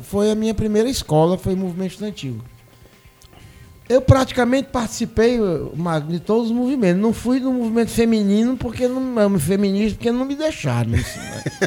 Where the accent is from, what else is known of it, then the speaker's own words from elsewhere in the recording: Fortaleza, Ceará, Brazil; moved away as an adult; also born or lived in Santa Luzia, Paraíba; now in Brasília, Brazil; Eu sou cearense, nascido em Fortaleza